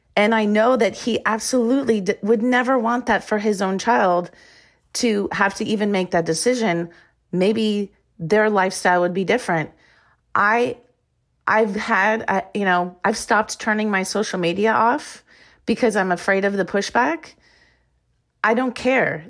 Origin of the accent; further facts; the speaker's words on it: Iowa, United States; moved away as an adult; also born or lived in Arizona; I grew up in Iowa